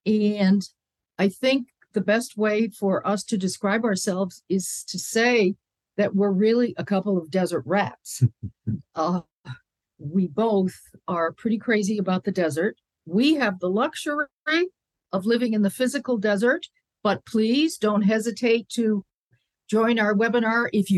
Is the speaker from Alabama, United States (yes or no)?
no; Connecticut, United States; I came from Connecticut, from green meadows and hills, and thought I would always live in green.